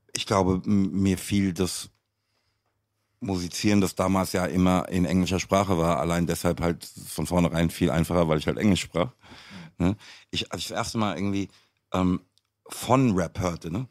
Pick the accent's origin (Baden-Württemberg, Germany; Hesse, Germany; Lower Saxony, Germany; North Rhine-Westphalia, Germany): Hesse, Germany; Frankfurt; Ich bin in Frankfurt geboren, aufgewachsen